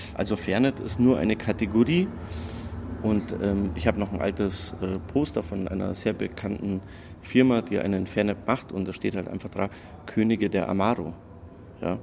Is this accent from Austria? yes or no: no; Croatia; now in Munich, Germany; Ich komme aus Kroatien